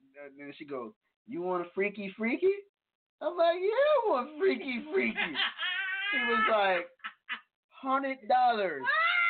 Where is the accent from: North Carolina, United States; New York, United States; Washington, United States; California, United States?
New York, United States; I'm from New York.